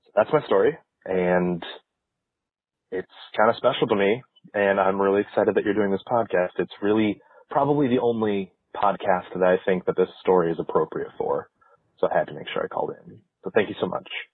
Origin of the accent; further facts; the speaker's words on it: Toledo, Ohio, United States; I am from Toledo, Ohio